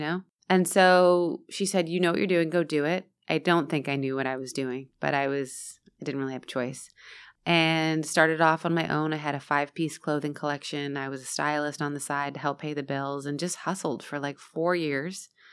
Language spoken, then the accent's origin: English; Florida, United States; also born or lived in San Diego, California; I was first in San Diego, and then we moved to Florida